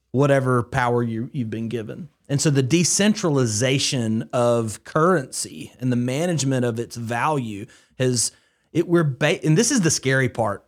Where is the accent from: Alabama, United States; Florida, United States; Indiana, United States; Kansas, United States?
Alabama, United States; Haleyville; I grew up in Northwest Alabama, uh, in Haleyville, Alabama, specifically